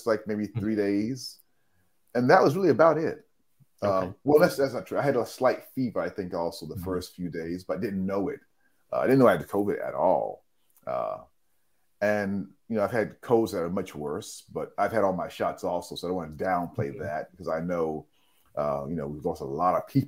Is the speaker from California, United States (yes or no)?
no; Columbia, South Carolina, United States; also born or lived in New York City, United States; now in Tokyo, Japan; I was born in New York City. And then at the age of seven, my family moved from New York to the South, to Columbia, South Carolina.